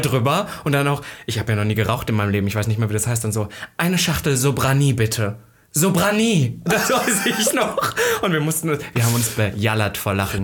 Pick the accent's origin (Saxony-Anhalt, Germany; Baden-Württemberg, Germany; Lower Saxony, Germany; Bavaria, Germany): Saxony-Anhalt, Germany; Halle; moved away; wo ich herkomme, in Halle